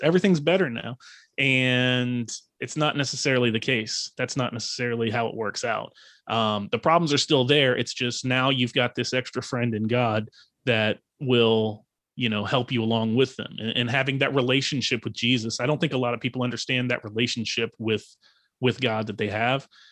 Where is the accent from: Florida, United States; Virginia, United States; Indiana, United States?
Virginia, United States; Fredericksburg; now in Outer Banks, North Carolina, United States; I am from Northern Virginia, um, a town called Fredericksburg, Virginia. And, but I currently reside on the Outer Banks of North Carolina